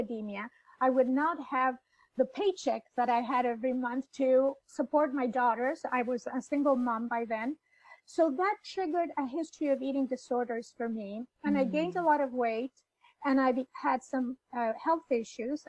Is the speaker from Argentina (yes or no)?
yes; Buenos Aires, Argentina; I was born in Buenos Aires in Argentina